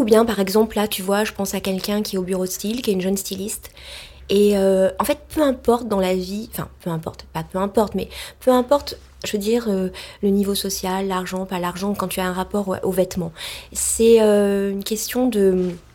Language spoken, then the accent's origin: French; Marseille, Provence-Alpes-Côte d'Azur, France; moved away; also born or lived in Saint-Germain-des-Prés, Paris; je suis née à Marseille, donc euh, dans une ville euh, du soleil, de la mer. Et j'étais plutôt avec des parents qui ont monté les premières jeaneries à Marseille